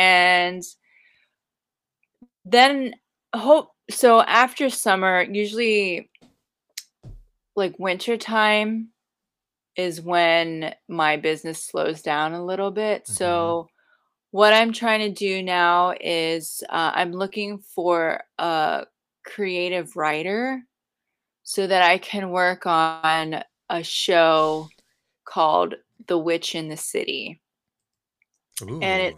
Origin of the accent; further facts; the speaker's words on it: United States; Where is that? Sorry, I'm American.